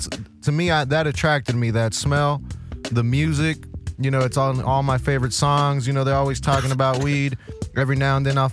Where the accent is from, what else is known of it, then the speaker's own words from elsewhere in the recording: Los Angeles, California, United States; now in Compton, United States; I'm from South Central Los Angeles